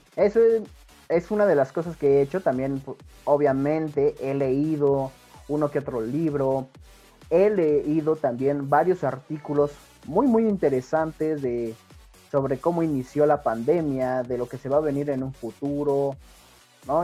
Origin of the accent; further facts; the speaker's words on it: Mexico; Como buen mexicano